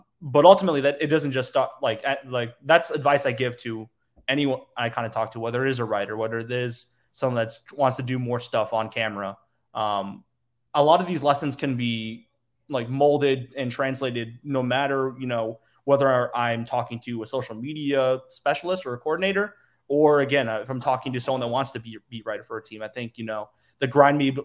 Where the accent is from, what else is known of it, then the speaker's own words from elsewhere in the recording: Naperville, Illinois, United States; also born or lived in Metro Detroit, Michigan; I grew up in Naperville, I was born, like I was raised in Metro Detroit first